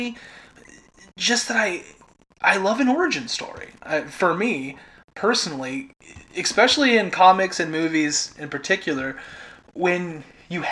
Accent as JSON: {"language": "English", "region": "Midwest", "country": "United States", "tie": "born or raised there", "said": "Growing up in the Midwest"}